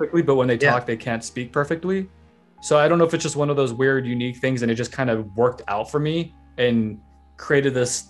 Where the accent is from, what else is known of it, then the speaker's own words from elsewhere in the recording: San Francisco, California, United States; I grew up in San Francisco